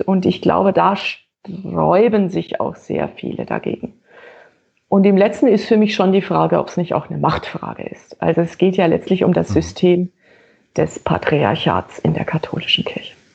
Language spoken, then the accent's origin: German; Franconia, Bavaria, Germany; Als Fränkin